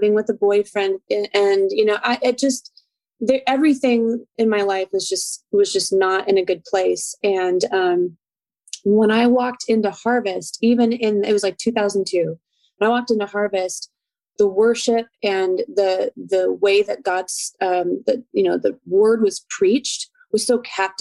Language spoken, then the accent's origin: English; Chicago, Illinois, United States; also born or lived in California; I grew up most of my time here in Chicagoland, but I was born in California